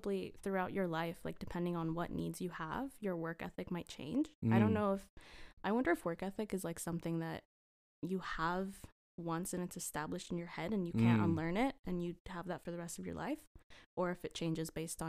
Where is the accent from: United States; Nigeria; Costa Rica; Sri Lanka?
Costa Rica; I'm from Costa Rica. I'm 23 years old.